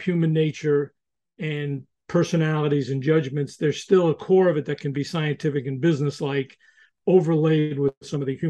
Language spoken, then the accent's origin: English; New York, United States; I'm from New York